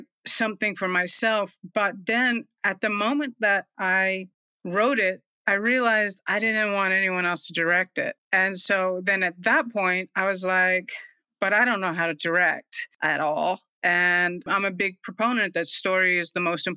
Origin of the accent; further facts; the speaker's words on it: New York City, New York, United States; moved away; also born or lived in Smoky Mountains; I'm originally from the Smoky Mountains, but that was so long ago. I feel like I really did most of my growing up in New York City. So I'm a New Yorker, really, in my heart and soul.